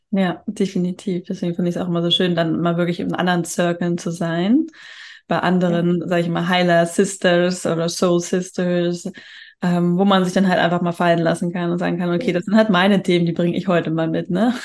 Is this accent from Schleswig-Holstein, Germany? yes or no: no; Hamburg, Germany; Ich komme aus Hamburg